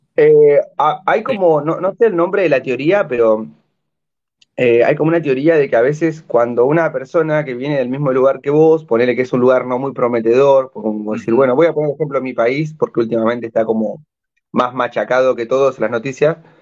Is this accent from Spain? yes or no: no; Gualeguaychú, Entre Ríos, Argentina; moved away as an adult; now in Peru; Yo que venía de un pueblito de 100.000 habitantes